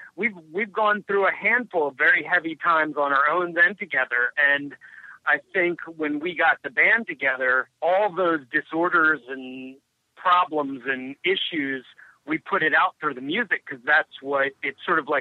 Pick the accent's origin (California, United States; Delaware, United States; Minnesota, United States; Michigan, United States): Delaware, United States; Wilmington; born there; I was born in Wilmington General